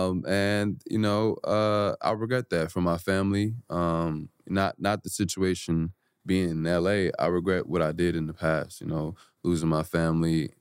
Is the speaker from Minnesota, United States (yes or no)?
no; Atlanta, Georgia, United States; moved away; Atlanta, my hometown